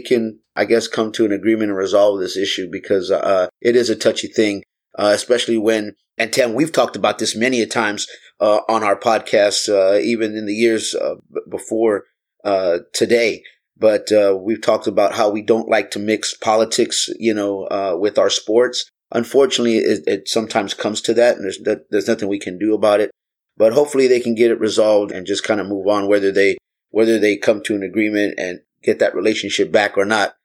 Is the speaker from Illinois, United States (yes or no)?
no; Texas, United States; I grew up in Texas and, uh, and I grew up around a lot of family that had guns